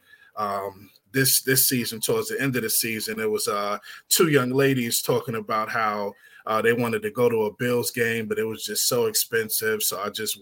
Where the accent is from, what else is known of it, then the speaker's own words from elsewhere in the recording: New York, United States; now in Charlotte, United States; I'm from New York, but I live here in North Carolina. I'm in Charlotte.